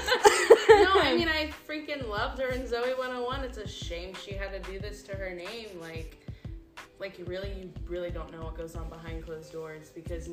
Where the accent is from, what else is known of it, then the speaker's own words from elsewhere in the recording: Texas, United States; we're from Texas, if you can't tell.